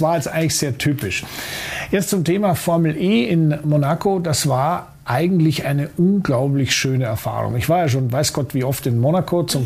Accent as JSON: {"language": "German", "town": "Munich", "region": "Bavaria", "country": "Germany", "said": "als Münchner ist man durchaus in der Lage, der österreichischen Sprache zu folgen"}